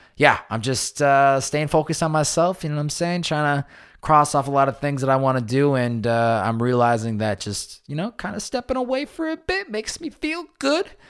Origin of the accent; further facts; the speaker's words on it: Massachusetts, United States; moved away; since I was a young boy, s, growing up in Massachusetts.